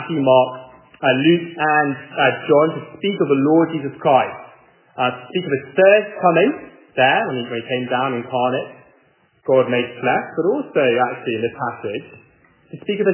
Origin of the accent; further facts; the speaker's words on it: England, United Kingdom; moved away as an adult; now in Charlotte, United States; I'm not from America at all. I'm from England.